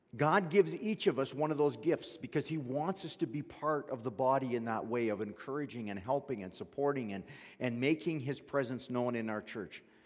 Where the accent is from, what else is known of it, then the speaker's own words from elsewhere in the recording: Fort McMurray, Alberta, Canada; I grew up in Fort McMurray